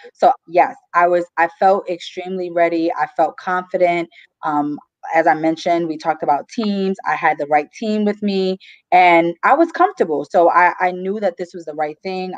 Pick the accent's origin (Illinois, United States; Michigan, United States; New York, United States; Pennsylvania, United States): New York, United States; New York City; moved away as an adult; now in New Jersey, United States; I'm from Brooklyn, New York